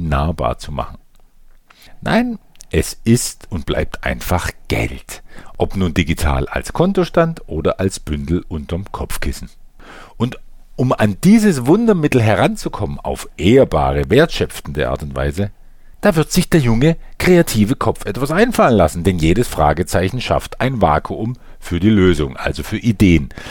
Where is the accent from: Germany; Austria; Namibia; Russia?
Germany; bei uns in Deutschland